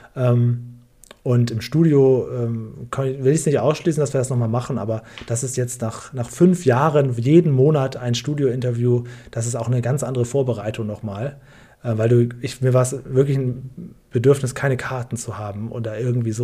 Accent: Northern Germany, Germany; Ich bin in Norddeutschland aufgewachsen

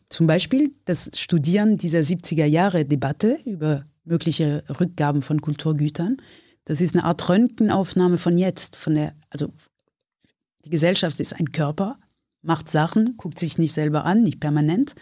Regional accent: France; also born or lived in Germany; now in Berlin, Germany; als Französin

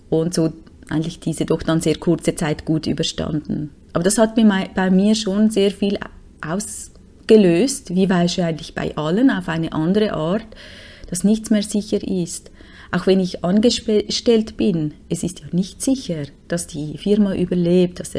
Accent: Switzerland; Und wir konnten uns nichts machen, uns einfach nur auf einem App registrieren als Schweizer.

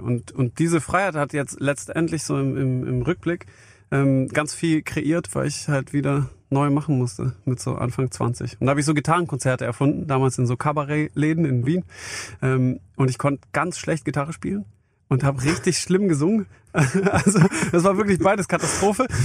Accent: near Stuttgart, Baden-Württemberg, Germany; also born or lived in Vienna, Austria; Ich bin bei Stuttgart groß geworden.

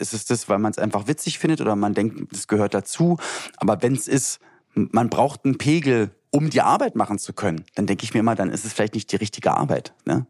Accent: Berlin, Germany; bei uns in Berlin-Spandau, wo ich aufgewachsen bin

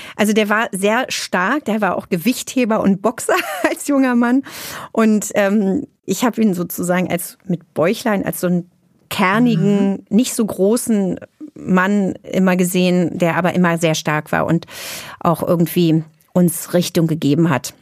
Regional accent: Berlin, Germany; Ich bin in West-Berlin zur Welt gekommen, bin groß geworden, war 18, als die Mauer fiel

